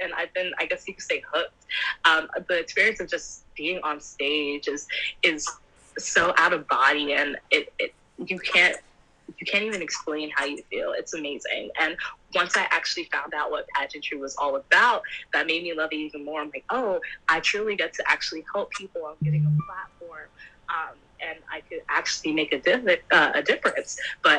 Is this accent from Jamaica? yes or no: yes; Jamaica; Caribbean, I'm Jamaican, so